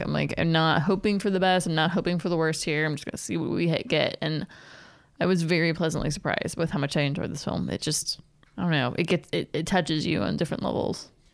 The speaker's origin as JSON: {"language": "English", "region": "Pennsylvania", "country": "United States", "tie": "born or raised there", "also_born_or_lived": "Pittsburgh", "moved": "yes", "said": "I grew up in Pennsylvania in my high school years."}